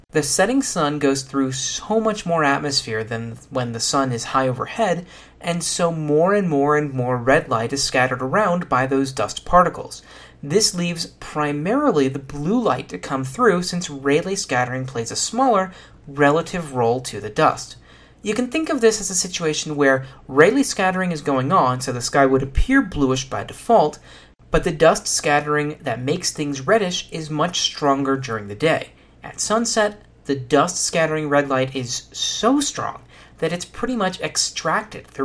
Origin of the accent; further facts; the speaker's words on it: Texas, United States; accent: southern; I could use my southern accent, but I've been told that it's actually more of a Texas accent and that I do a great disservice, so I shan't do that, at least not now.